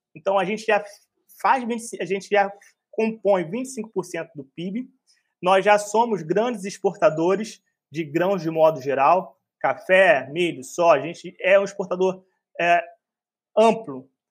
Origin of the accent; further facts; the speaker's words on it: Rio de Janeiro, Brazil; eu sou um carioca